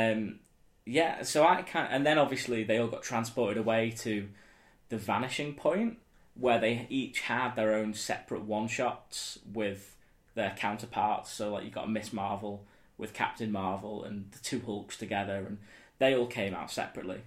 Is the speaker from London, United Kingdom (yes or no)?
no; Southport, North West England, United Kingdom; in Southport, you know, in my hometown